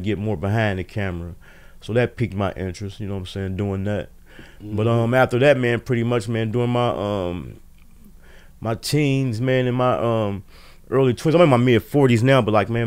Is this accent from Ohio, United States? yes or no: yes; Dayton, Ohio, United States; I was born and raised in Dayton